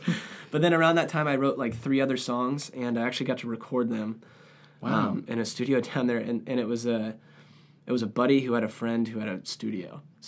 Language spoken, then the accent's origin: English; San Diego, California, United States; So I grew up in San Diego, California, with parents who love music.